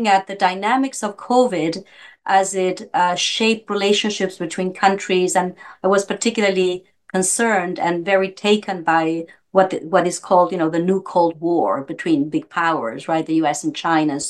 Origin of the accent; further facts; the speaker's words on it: Argentina; moved away as an adult; now in Toronto, Canada; I grew up in Argentina. That's where I went to medical school